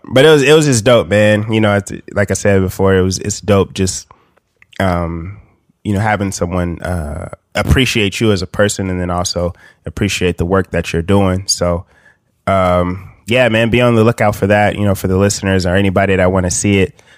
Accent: Bakersfield, California, United States; I'm from Bakersfield, California

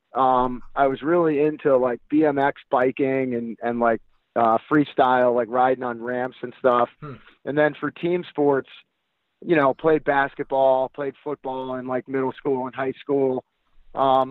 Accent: Huntington, New York, United States; growing up on Long Island, I grew up in Huntington

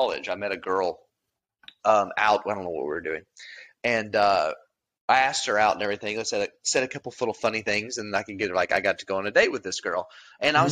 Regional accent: the Ozarks, United States; Ozark, we're from there. We're from the Ozarks

